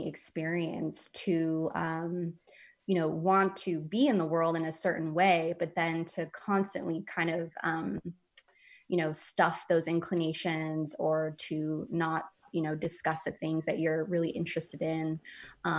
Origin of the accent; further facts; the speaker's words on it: San Francisco, California, United States; moved away as an adult; I grew up in San Francisco